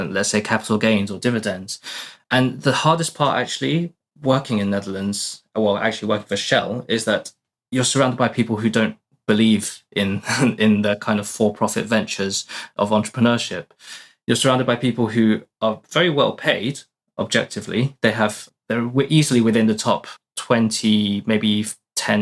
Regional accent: United Kingdom; moved away as an adult; now in Portugal; studied in the UK for my whole life, as you can probably tell by my accent.

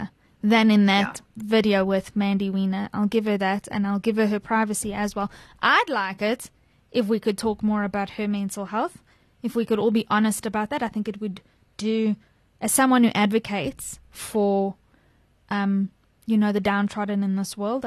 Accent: South Africa; as a South African

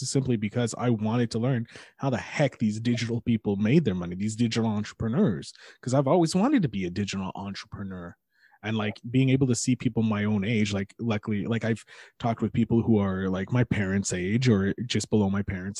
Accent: Montreal, Quebec, Canada; I'm a nobody from Montreal

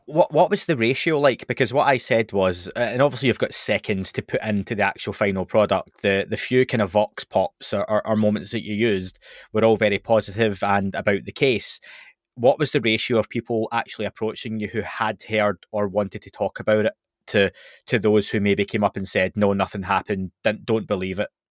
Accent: Scotland, United Kingdom; I'm from Scotland

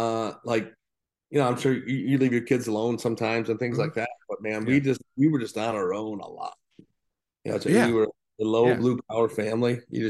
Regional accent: Torrance, California, United States; also born or lived in Knoxville; so I was born in Knoxville, Tennessee, and he was in the Navy, so we moved. I want to say late 1975, early 1976 to like L.A. Torrance is on the outskirts of L.A.

